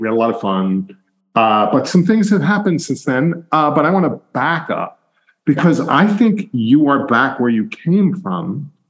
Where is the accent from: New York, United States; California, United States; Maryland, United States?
New York, United States; moved away as an adult; also born or lived in Boston; being a New Yorker. And although I lived in Boston for like 20 years and I'm back in New York